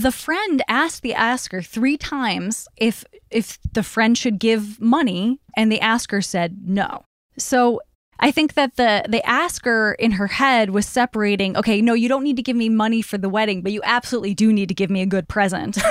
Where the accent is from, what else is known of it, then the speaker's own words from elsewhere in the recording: Chicago, Illinois, United States; I grew up in Chicago, too.